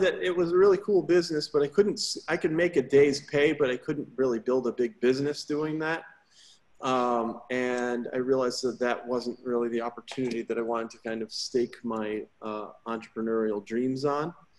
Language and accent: English; Woodbridge, Connecticut, United States; now in Houston, United States; I grew up in Woodbridge, Connecticut, outside of New Haven